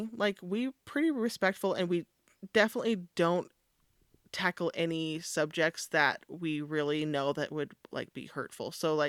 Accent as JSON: {"language": "English", "region": "California", "country": "United States", "said": "Yeah, we're from California."}